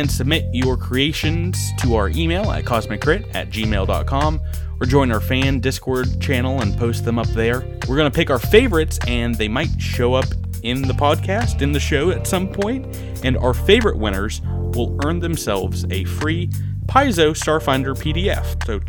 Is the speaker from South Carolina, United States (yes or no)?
no; Georgia, United States; accent: Georgia; From Georgia. We're all from Georgia and not the United Kingdom.